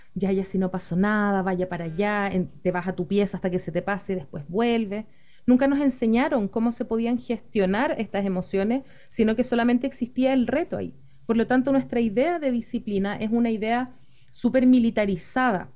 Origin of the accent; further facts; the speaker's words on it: Chile; Soy psicóloga de Chile